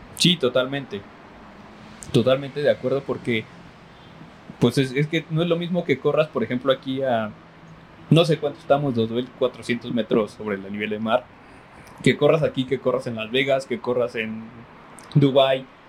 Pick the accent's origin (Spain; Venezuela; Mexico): Mexico; somos mexicanos